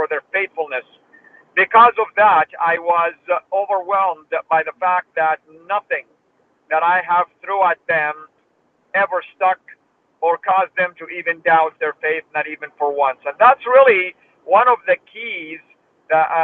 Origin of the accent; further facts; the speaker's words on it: Saudi Arabia; moved away; I was born in Saudi Arabia and I was raised there.